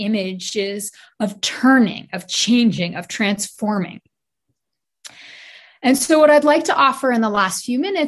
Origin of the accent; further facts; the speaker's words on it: New York City, New York, United States; I grew up in Brooklyn